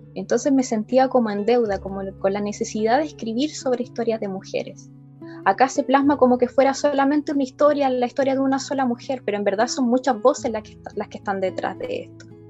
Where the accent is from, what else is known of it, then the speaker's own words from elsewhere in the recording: Linares, Maule, Chile; also born or lived in Talca; soy, soy de Linares, vivo en Linares